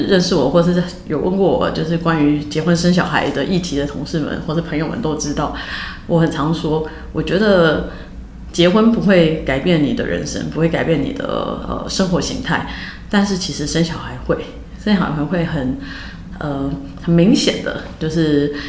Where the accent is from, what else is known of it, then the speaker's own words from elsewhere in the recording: Taiwan; moved away; also born or lived in United States; 也是我回台湾以后真正的正式的第一份工作。